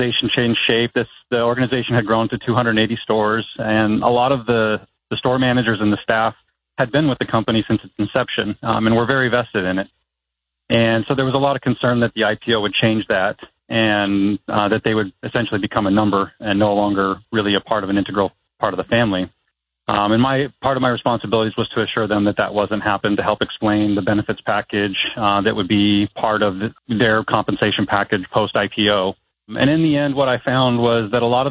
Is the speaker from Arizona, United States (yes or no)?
yes; Mesa, Arizona, United States; I grew up in Mesa, Arizona. Graduated from Mesa High in 98